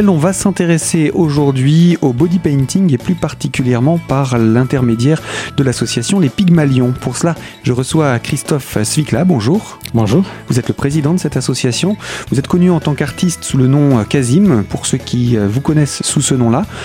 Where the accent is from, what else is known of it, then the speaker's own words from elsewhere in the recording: Poland; French is a second language; moved away as an adult; now in Épinal, France; Je viens de la Pologne.